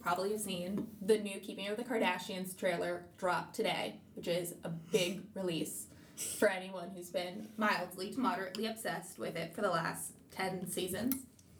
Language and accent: English; Utah, United States; growing up in Utah